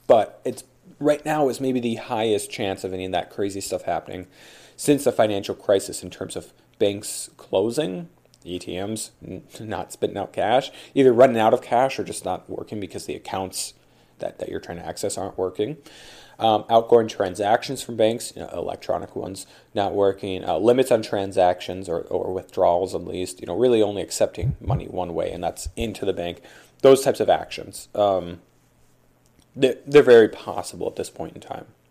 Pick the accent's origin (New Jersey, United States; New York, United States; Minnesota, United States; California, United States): Minnesota, United States; Duluth; my hometown here, Duluth